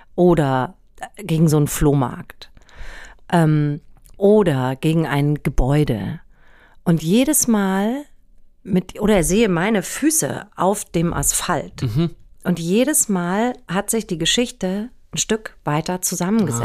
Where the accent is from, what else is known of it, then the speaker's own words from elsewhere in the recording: Germany; ich bin im Wald aufgewachsen. Wirklich am Waldrand